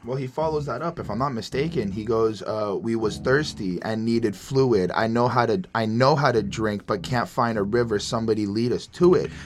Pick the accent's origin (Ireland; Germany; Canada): Canada; I'm from Canada